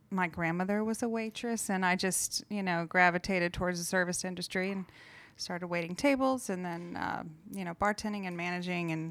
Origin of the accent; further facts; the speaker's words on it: Melbourne, Florida, United States; also born or lived in Miami; Well, I also am from Florida. I grew up in Melbourne, Florida, on the east